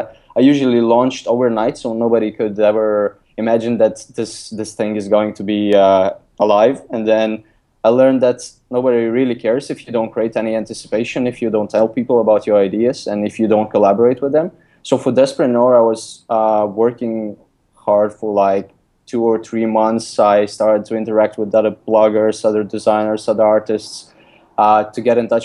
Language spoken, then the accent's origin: English; Lithuania; English is a second language; moved away as an adult; also born or lived in Denmark / London; I'm originally from Lithuania, in just like in a countryside. I grew up in a countryside in a small town.